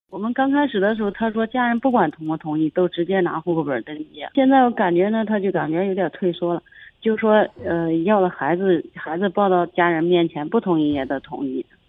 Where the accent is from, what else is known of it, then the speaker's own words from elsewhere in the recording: Zhengzhou, Henan, China; 我郑州市的呀